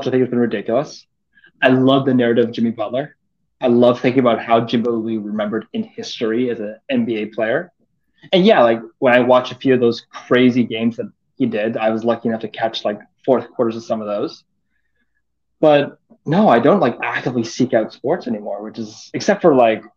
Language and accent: English; Vancouver, British Columbia, Canada; I'm from Vancouver